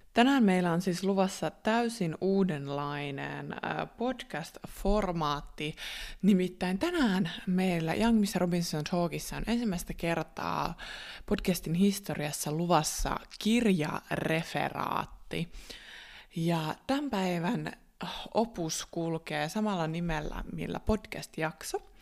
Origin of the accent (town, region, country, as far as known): Finland; first language Finnish; also born or lived in Australia